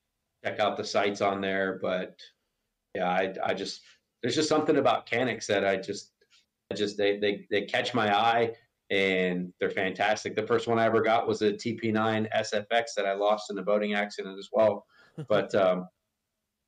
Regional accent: Boston, Massachusetts, United States; now in Florida, United States; I'm originally from Boston, so I mean, you know, it's 50 degrees is nice and cold. But I mean, I shoveled snow as a kid

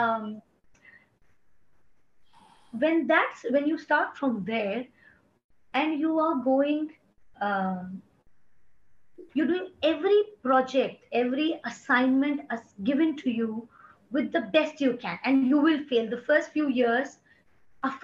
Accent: India; moved away; also born or lived in Bombay; I'm from India.

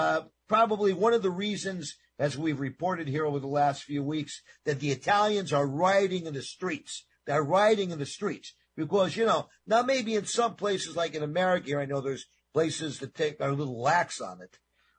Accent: New York, United States; Personally, I grew up in New York pizza, so it's my favorite, but I also love Neapolitan pizza.

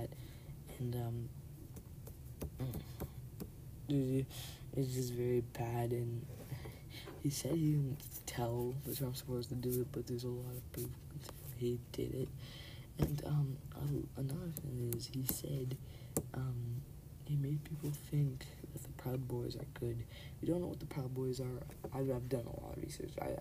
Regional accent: Canada; I'm Canadian, I'm not even American

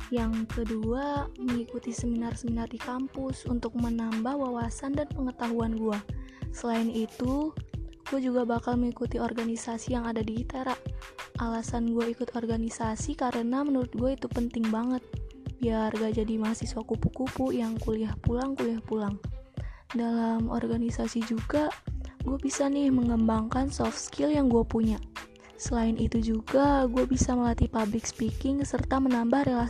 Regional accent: Lampung, Indonesia; gue berasal dari Lampung.

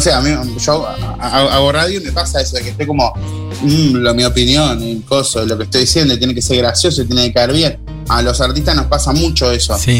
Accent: Rosario, Colonia, Uruguay; yo a mi pueblo lo amo y lo nombro siempre, digo, soy rosarino

